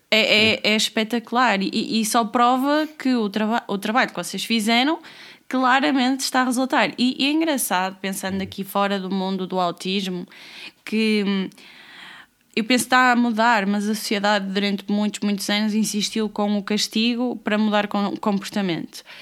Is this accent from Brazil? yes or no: no; Porto, Porto District, Portugal; now in Lisbon, Portugal; Estou em, em, Lisboa, Lisboa. Em Lisboa. Mas eu que... sou do Porto.